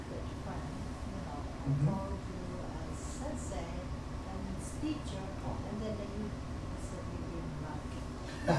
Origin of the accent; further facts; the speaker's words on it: Japan; moved away; also born or lived in France; I was born in France, and not in Japan, but I was raised in Japan, and then mostly educated in both countries.